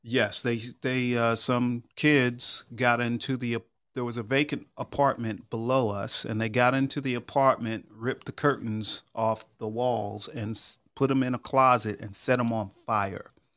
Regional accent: Long Island, New York, United States; moved away as an adult; also born or lived in Memphis, Tennessee; now in Atlanta, United States; my parents still lived in the house I grew up

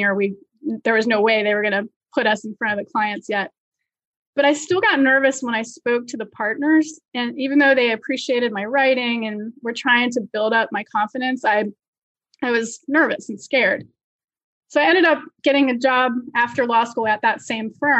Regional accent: Virginia, United States; moved away as an adult; now in New York, United States; So I grew up in Virginia and I went to the University of Virginia for college

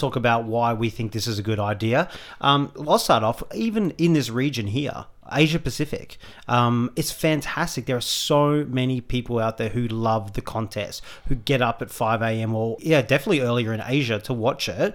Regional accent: Australia; we're Australian

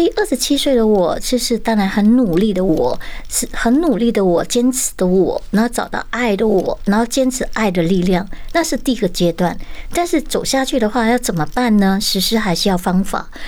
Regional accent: Malacca, Malaysia; moved away as an adult; also born or lived in Kuala Lumpur, Malaysia / Thailand; 我出生在马来西亚，嗯。呃，其实过后呢，就二十岁我是离乡背井马六甲，然后到吉隆坡去求学，嗯。那二十三岁去泰国

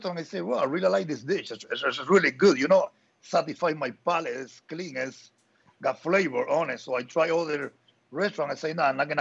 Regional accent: Havana, Cuba; moved away as an adult; also born or lived in Nicaragua; I'm from Havana

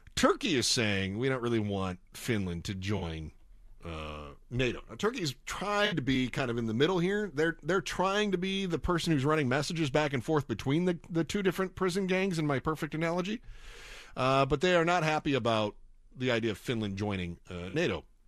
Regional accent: Midwest, United States; moved away as an adult; also born or lived in Kansas / Phoenix; now in Southern California, United States; I grew up in the Midwest

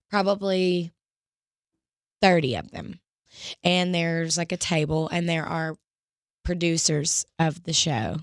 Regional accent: Rossville, Georgia, United States; moved away; I would go around in my hometown and play guitar with my dad in restaurants

